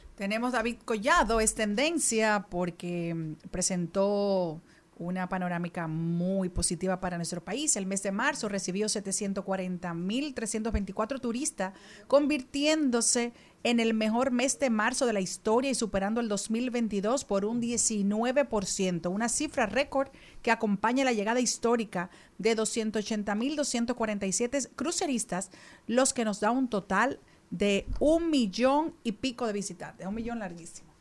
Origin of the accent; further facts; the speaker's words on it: Dominican Republic; somos los dominicanos